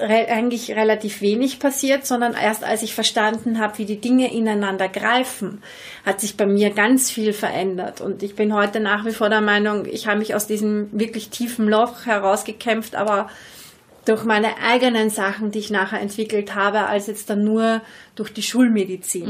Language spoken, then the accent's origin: German; Vienna, Austria; accent: Viennese; ich rede sehr wienerisch